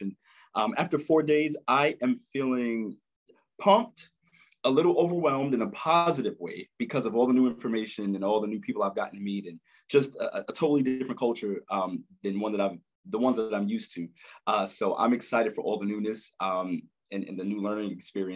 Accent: New York City, New York, United States; I am from Brooklyn, New York, born and raised, Crown Heights area

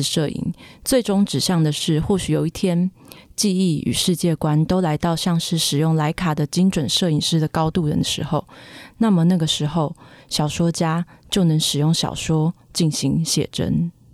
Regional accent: Taichung, Taiwan; moved away; 因为我是台中人，然后回到台中的时候就是去看郭美馆的展

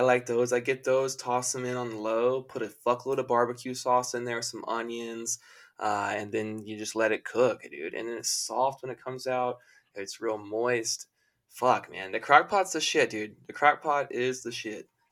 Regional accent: the South, United States; I grew up in the South.

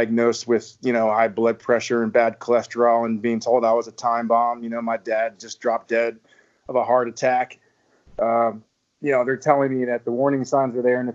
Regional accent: Virginia, United States; moved away as an adult; also born or lived in South Texas; now in Texas, United States; I'm from Virginia. Originally, I've been in Texas with my wife and three kids for, heck, the last, I guess, dozen or so years now

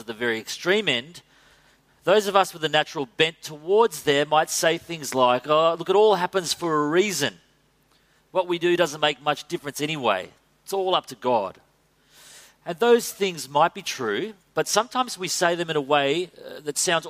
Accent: Australia; as Aussie men

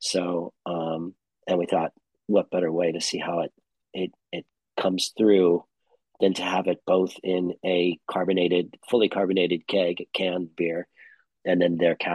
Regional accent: St. Louis, Missouri, United States; moved away as an adult; also born or lived in San Francisco Bay Area, California / Tokyo, Japan; now in United Kingdom; I'm from Missouri, from St. Louis

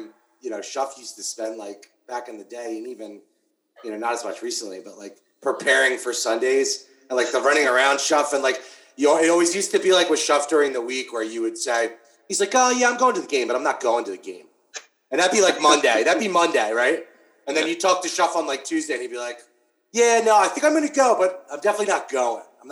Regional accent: Ridley, Pennsylvania, United States; I grew up in Ridley, so we grew up down the street from there

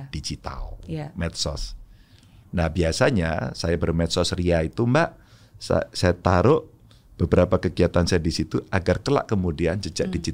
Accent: Java, Indonesia; mungkin saya orang Jawa.

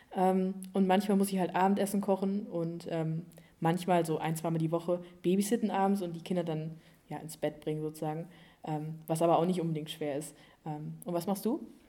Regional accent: Bönninghausen, North Rhine-Westphalia, Germany; moved away as an adult; now in Ireland; ich bin 18 und ich komme aus Bönninghausen

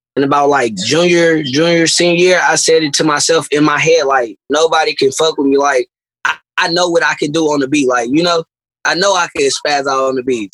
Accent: Berkeley, California, United States; I'm from South Berkeley

